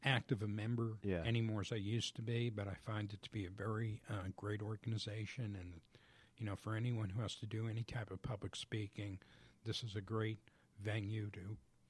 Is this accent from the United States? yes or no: yes; New Jersey, United States; now in Georgia, United States; I'm originally from New Jersey.